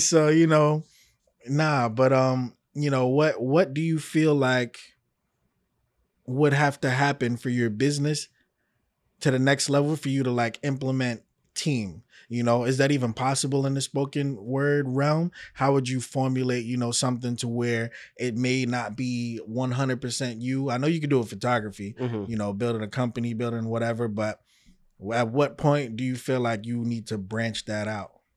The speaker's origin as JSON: {"language": "English", "region": "New York", "country": "United States", "moved": "yes", "lives_now": "Miami, United States", "said": "I'm from New York"}